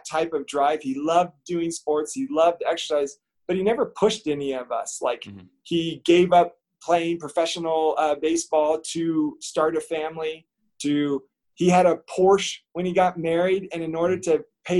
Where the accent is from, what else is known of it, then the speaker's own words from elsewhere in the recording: just outside of San Francisco, California, United States; I grew up just outside of San Francisco